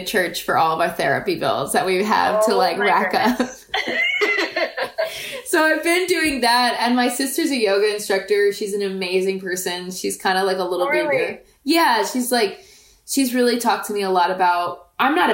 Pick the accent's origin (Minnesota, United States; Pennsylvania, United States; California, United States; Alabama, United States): Pennsylvania, United States; rural; also born or lived in Staten Island, New York; we moved when I was a kid to rural Pennsylvania